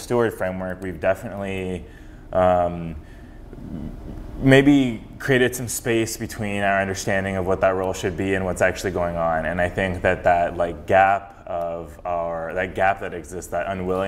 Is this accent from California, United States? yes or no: yes; Fresno, California, United States; also born or lived in Berkeley, California; I grew up in Fresno around a very multicultural, multiracial, multireligious community